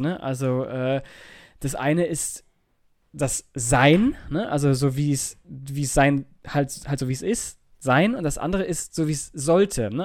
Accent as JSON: {"language": "German", "country": "Germany", "said": "Bei uns in Deutschland"}